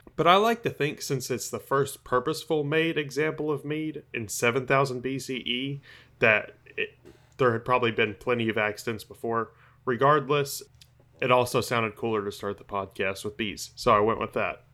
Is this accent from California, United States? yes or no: no; Tennessee, United States; my home state of Tennessee